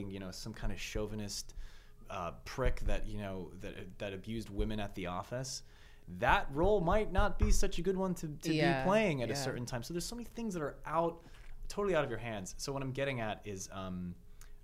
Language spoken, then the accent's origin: English; Bay Area, California, United States; Bay Area. Born and raised